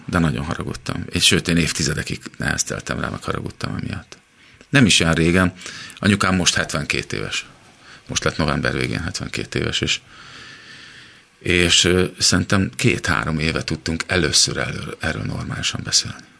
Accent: Szeged, Csongrád-Csanád, Hungary; also born or lived in Los Angeles; now in Budapest, Hungary; szegediek vagyunk, és ugye Szegedről jár fel anyukám

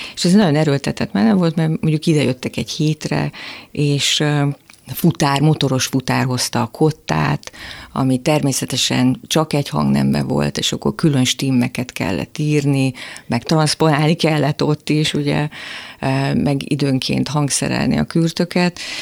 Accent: Miskolc, Borsod-Abaúj-Zemplén, Hungary; moved away; én Miskolcról jöttem föl

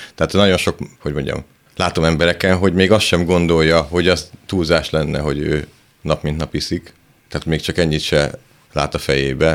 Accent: Szentes, Csongrád-Csanád, Hungary; moved away; ahonnan én jövök, szentesről, a szánkózás abból áll, hogy ráülsz a szánkon, és apukát húz, mert sík az egész

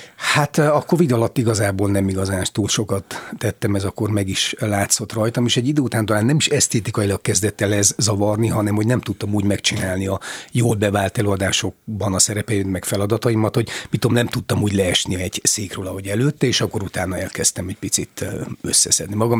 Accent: Odorheiu Secuiesc, Harghita County, Romania; moved away as an adult; also born or lived in Târgu Mureș; Én Székelyudvarhelyen születtem, ott végeztem a középiskolát, és aztán Marosvásárhelyen a színművészeti főiskolát.

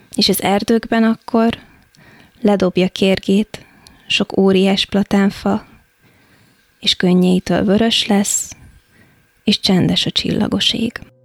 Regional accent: Táplánszentkereszt, Vas, Hungary; now in Budapest, Hungary; Én Szombathely mellett nőttem fel Tápláncszent kereszten

